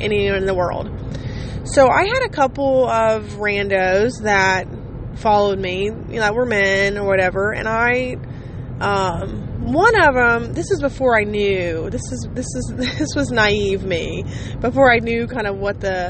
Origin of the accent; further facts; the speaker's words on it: Ohio, United States; I just told him Ohio.